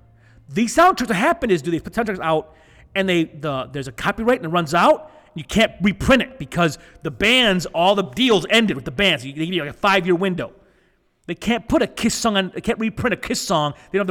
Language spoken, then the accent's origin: English; Flint, Michigan, United States; we're not from California. We're not California surfers. We're Flint.